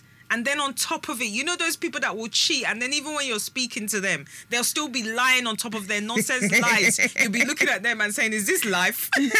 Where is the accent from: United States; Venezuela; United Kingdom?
United Kingdom; it's just because we're just British.